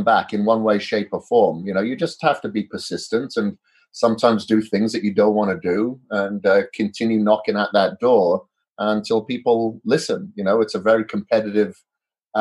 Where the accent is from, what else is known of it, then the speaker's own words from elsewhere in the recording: Wales, United Kingdom; now in United States; I'm from Wales originally. Now I'm residing in the U.S.